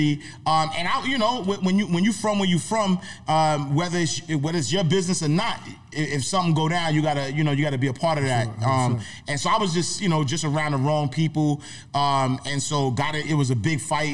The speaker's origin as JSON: {"language": "English", "town": "New York City", "region": "New York", "country": "United States", "tie": "born or raised there", "said": "I'm from Harlem, first and foremost. I got to say that because my guys back in the block, they would never forgive me. So I'm from St. Nicholas Projects, 129th Street, 8th Avenue. Grew up single parent home"}